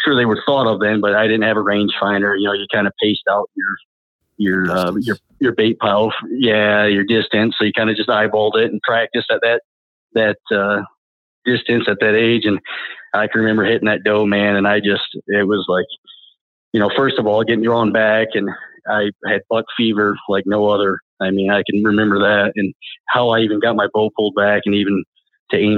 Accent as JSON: {"language": "English", "town": "Flint", "region": "Michigan", "country": "United States", "tie": "born or raised there", "moved": "as an adult", "said": "I grew up in Flint, Michigan. I was born and raised there"}